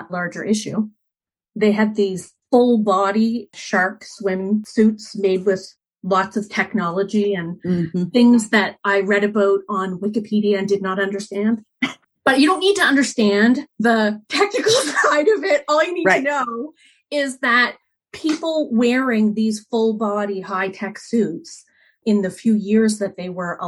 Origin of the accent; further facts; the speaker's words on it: Canada; I'm Canadian